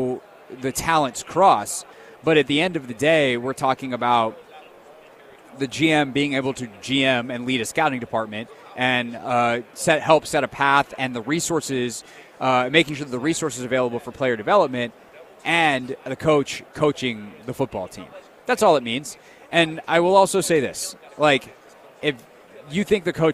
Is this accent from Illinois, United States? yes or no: no; South Carolina, United States; now in Washington, D.C., United States; I grew up in South Carolina, so I was a Panthers guy growing up.